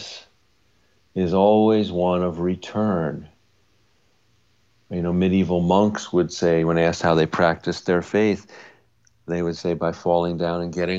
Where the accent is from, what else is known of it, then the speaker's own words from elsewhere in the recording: Long Island, New York, United States; we grew up on Long Island